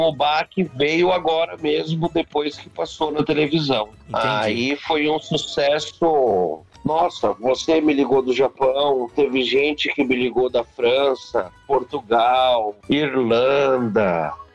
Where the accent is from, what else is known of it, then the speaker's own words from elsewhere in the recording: São Paulo, Brazil; Eu sou natural aqui de São Paulo. Eu nasci aqui em São Paulo mesmo, aqui no bairro do, do Bexiga